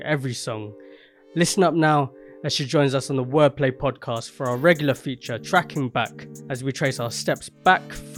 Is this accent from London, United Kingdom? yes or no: yes; London, United Kingdom; I grew up in southeast as well, but down the road in Peckham.